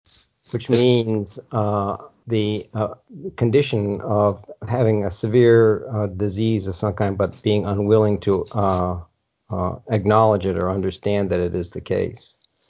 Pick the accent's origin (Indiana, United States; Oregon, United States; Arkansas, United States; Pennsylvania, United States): Indiana, United States; the town that I grew up in Indiana